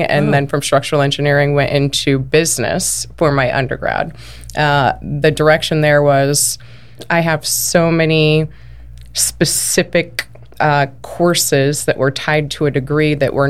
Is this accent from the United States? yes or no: yes; Iowa, United States; moved away as an adult; now in Arizona, United States; I'm actually from Iowa